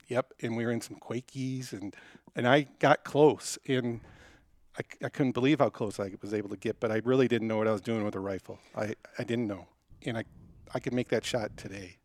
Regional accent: Detroit, Michigan, United States; now in Denver, United States; I grew up in Detroit.

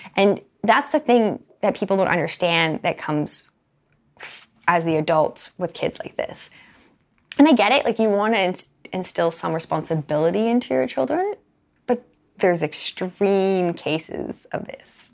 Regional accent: Alberta, Canada; I grew up in Alberta.

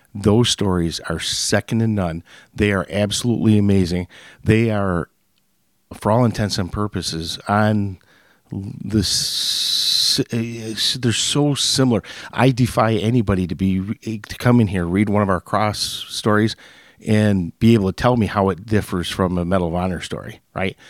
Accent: Hemlock, Michigan, United States; I grew up in Hemlock, and as the people in Frankenmuth would call me, I'm a West Sider, West Side

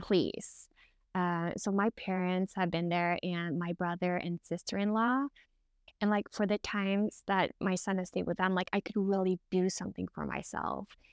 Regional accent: Norway; I'm from Norway

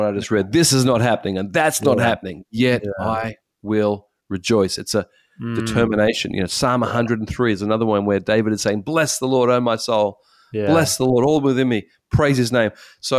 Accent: Australia; as an Australian, and I don't know about South Africa, but Australia, there's a high thing about this.

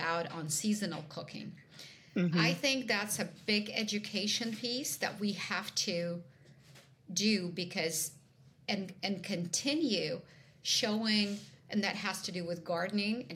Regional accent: Ukraine; moved away; I am originally from Ukraine

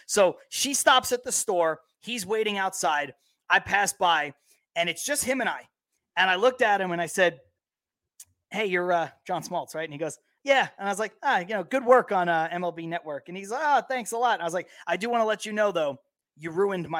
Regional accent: New York City, New York, United States; I'm from Brooklyn.

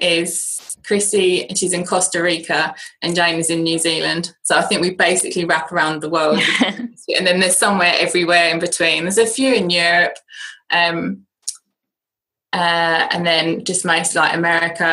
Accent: United Kingdom; accent: British; my British accent

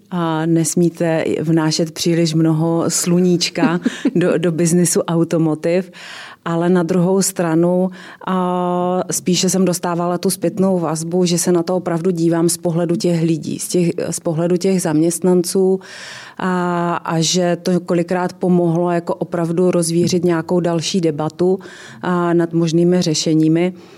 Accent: Ostrava, Moravian-Silesian Region, Czechia; jsem ze severní Moravy, že jsem z Ostravy a tam se prostě věci říkají na rovinu

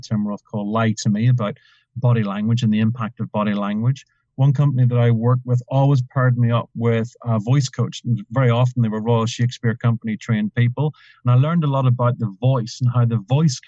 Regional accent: Ireland; Being Irish

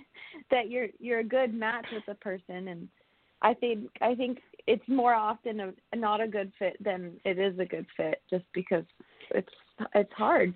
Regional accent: California, United States; I'm from California. I was born and raised in, in California

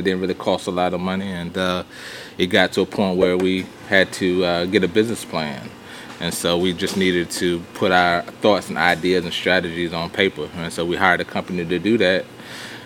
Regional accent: Virginia, United States; moved away as an adult; now in Harrisburg, United States; Originally, I'm from Virginia. Been in Virginia all my life. Moved to North Carolina in 2003, 2 days after our wedding

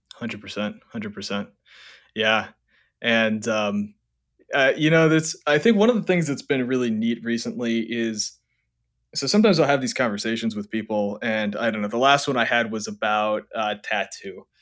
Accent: Hawaii, United States; growing up in Hawaii, like, when I was a teenager

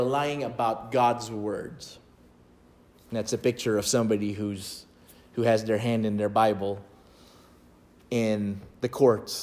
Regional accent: Philippines; I was born in the Philippines

